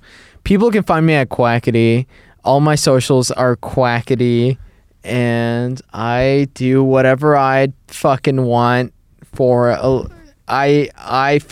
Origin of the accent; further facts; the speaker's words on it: Mexico; English is a second language; I was born and raised in Mexico